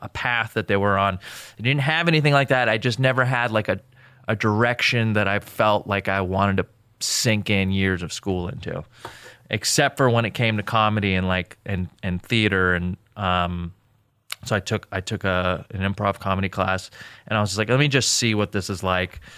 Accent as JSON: {"language": "English", "town": "Newbury Park", "region": "California", "country": "United States", "tie": "born or raised there", "also_born_or_lived": "Jordan", "said": "I grew up in Newbury Park, which is like a very, I don't know, it's like a small town."}